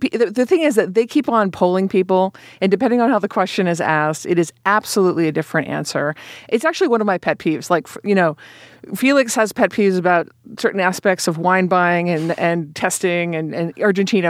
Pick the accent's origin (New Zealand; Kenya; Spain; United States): United States; Boston, Massachusetts; moved away as an adult; also born or lived in California; now in New York, United States; I live in New York and I grew up in Boston and I went to school in California